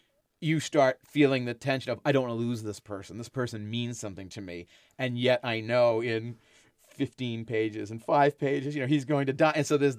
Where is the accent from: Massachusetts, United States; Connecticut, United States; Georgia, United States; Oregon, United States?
Massachusetts, United States; Enon; Enon is the colonial name for the town I grew up in on the North Shore of Boston.